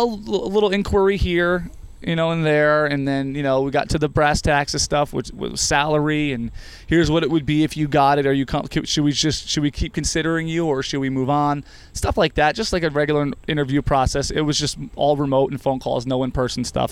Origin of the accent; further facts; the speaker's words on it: New Jersey, United States; now in Rochester, United States; I'm from New Jersey